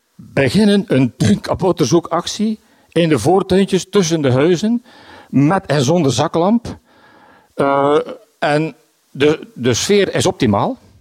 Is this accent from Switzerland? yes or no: no; Bruges, Flanders, Belgium; Ik ben van Brugge. Ik woon in de Sint-Hubertuslaan